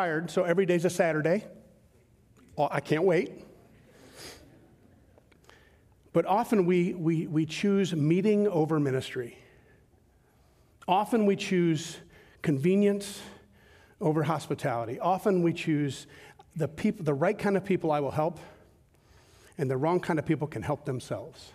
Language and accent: English; Southern Georgia, United States; I grew up in Southern Georgia.